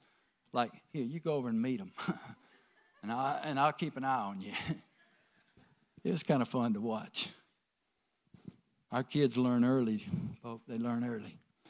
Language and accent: English; the South, United States; I'm from the South.